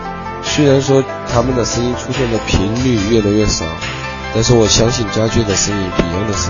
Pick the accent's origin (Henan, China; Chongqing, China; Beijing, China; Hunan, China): Chongqing, China; accent: Chongqing; 我是来自重庆的